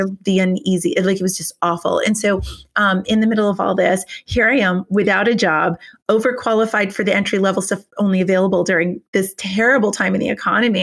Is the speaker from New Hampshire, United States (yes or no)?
yes; New Hampshire, United States; moved away as an adult; also born or lived in Richmond, Virginia; I'm from New Hampshire